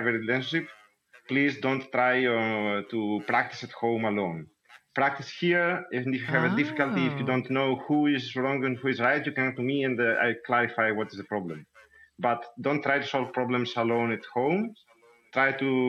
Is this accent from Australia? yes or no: no; Greece; moved away; also born or lived in Thessaloniki; I'm coming from Greece. I used to live in Thessaloniki, where I started learning tango